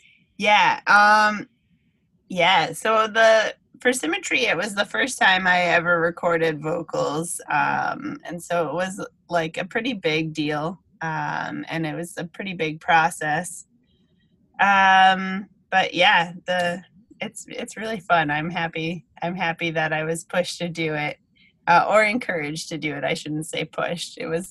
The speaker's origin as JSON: {"language": "English", "region": "New England", "country": "United States", "tie": "born or raised there", "said": "we're thinking about New England and growing up in New England a lot on the album for sure."}